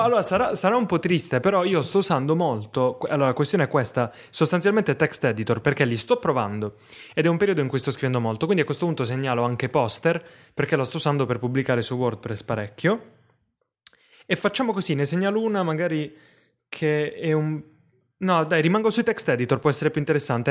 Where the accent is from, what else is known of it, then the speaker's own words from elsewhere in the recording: Foggia, Apulia, Italy; sono nato a Foggia